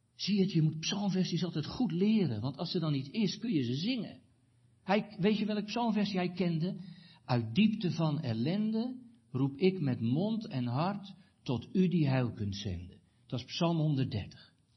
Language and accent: Dutch; Katwijk, South Holland, Netherlands; moved away; in Katwijk aan Zee, waar ik vandaan kwam